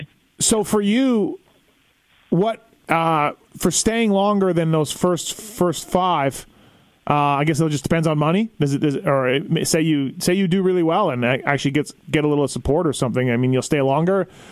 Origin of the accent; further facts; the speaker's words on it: Canada; moved away; also born or lived in California; I'm Canadian